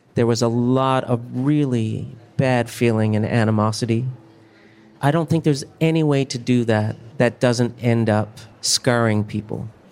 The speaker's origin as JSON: {"language": "English", "region": "Newfoundland and Labrador", "country": "Canada", "tie": "born or raised there", "said": "I grew up in a mining town in Newfoundland as opposed to a fishing community. So uh, my parents moved to the mining town, and that's where I was born."}